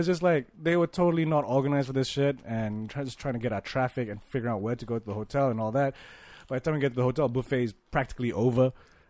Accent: Malaysia; I'm Malaysian.

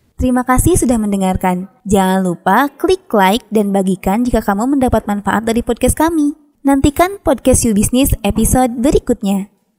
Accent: Cianjur, West Java, Indonesia; terlahir dan besar dari keluarga Sunda, khususnya saya sendiri kan lahir di Cianjur

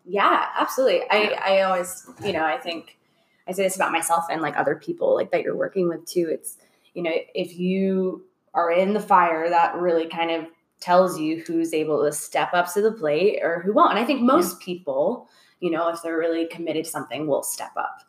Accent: Orlando, Florida, United States; moved away as an adult; also born or lived in Los Angeles; now in Atlanta, United States; I'm from Orlando, oh, but oh, yeah, yeah. I worked in LA a lot as a kid, and even Orlando. Like I love Orlando, and that was my home for my whole life

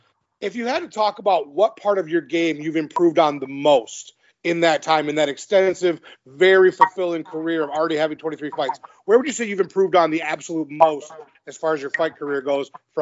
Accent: Michigan, United States; I'm from Michigan as well.

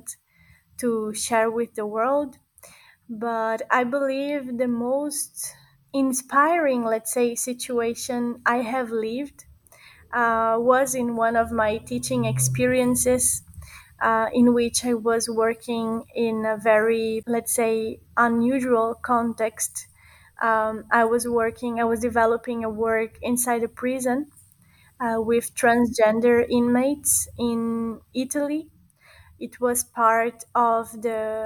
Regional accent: Brazil; now in Barcelona, Spain; I was born and grown in Brazil. Now I live in Barcelona. I am Italo-Brazilian

